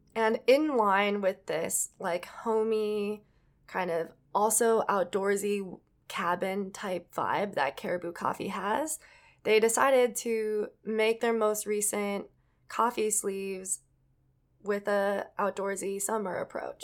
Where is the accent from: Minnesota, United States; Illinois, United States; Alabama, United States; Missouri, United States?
Minnesota, United States; Edina; it's the city that I grew up